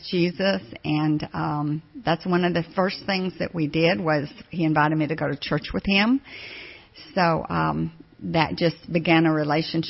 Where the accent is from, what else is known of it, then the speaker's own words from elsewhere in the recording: Abilene, Texas, United States; also born or lived in Odessa, Texas; I moved to Abilene, Texas when I was in second grade